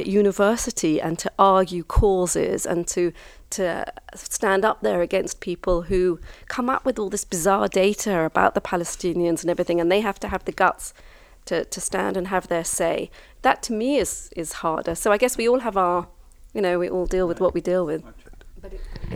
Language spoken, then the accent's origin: English; London, United Kingdom; also born or lived in Kibbutz Alumim, Israel; now in Israel; I was brought up in London back in the 70s